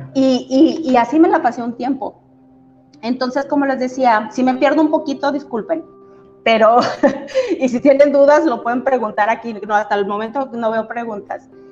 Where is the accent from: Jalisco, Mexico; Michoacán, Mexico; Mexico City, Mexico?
Mexico City, Mexico; moved away as an adult; now in Comarca Lagunera, Mexico; yo nací en Ciudad de México, pero a los 18 años eh, yo me vine aquí a la comarca lagunera a estudiar mi universidad